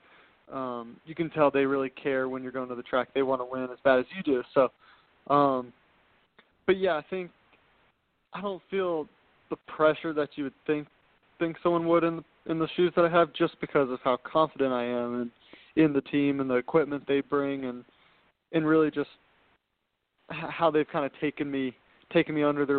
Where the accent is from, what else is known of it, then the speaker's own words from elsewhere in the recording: Atlanta, Georgia, United States; I'm from Atlanta, Georgia. That's where I've grown up